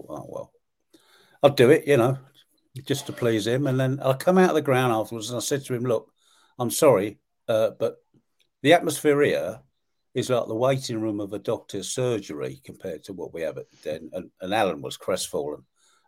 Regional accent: London, United Kingdom; now in Medway, United Kingdom; I grew up in South London

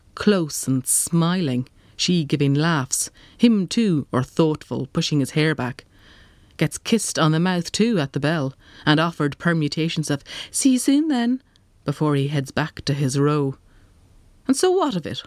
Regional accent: Ireland; being Irish

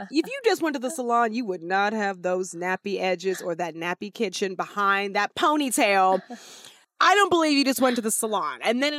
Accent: Los Angeles, California, United States; I grew up in Venice.

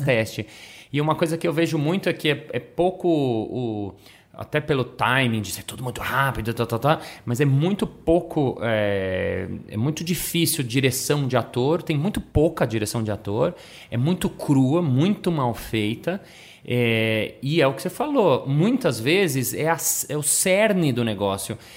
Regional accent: Brazil; eu sou do Brasil

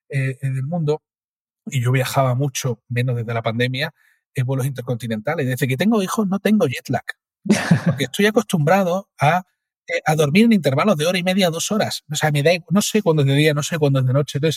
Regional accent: Cádiz, Andalusia, Spain; soy de Cádiz, ¿no?

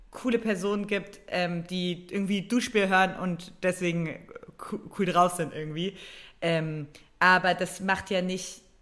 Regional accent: Brandenburg, Germany; ich habe eine ostdeutsche Heimat in Brandenburg, ich komme aus Brandenburg.

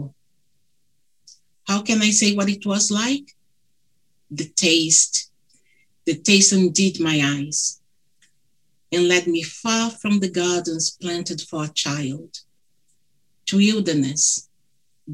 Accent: Brazil; accent: thick; English is a second language; moved away; Apologies for my thick accent. My husband, he's British. My daughter, she's British Brazilian

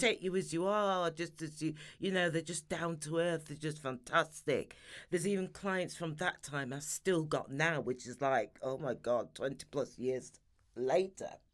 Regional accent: Sheffield, Yorkshire and the Humber, United Kingdom; moved away as an adult; also born or lived in London; I'm Sheffield born and bred, so I'm a Yorkshire lass

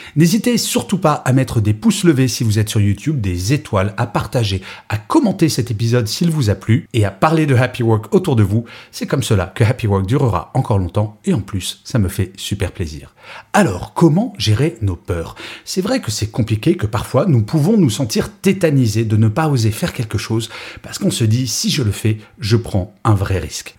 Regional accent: Grenoble, Auvergne-Rhône-Alpes, France; je suis né à Grenoble

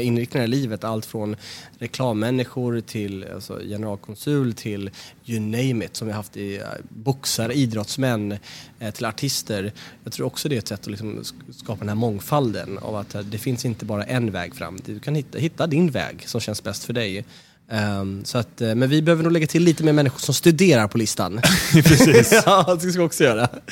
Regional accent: Sweden; som svenskar att känna att, jo, men vi, vi kommer från landet som har skapat det här

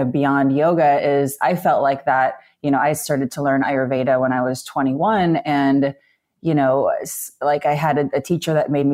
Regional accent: Midwest, United States; now in East Coast, United States; I grew up in the Midwest.

